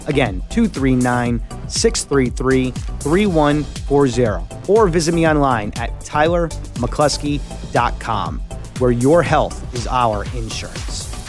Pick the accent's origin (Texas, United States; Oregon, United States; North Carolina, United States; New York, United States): New York, United States; moved away; I'm originally from New York.